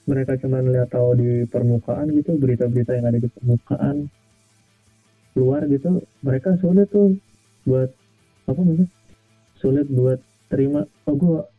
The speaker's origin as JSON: {"language": "Indonesian", "town": "Depok", "region": "West Java", "country": "Indonesia", "said": "gila beneran gue dari Depok gue."}